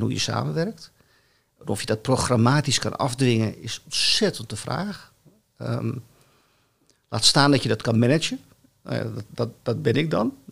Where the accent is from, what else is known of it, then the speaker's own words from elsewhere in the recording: Amsterdam, North Holland, Netherlands; ik kom uit het Amsterdamse gezin